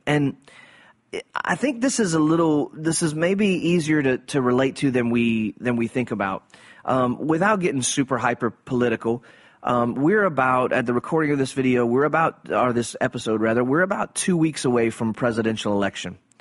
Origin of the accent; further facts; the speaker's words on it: South Louisiana, United States; growing up in South Louisiana in Cajun culture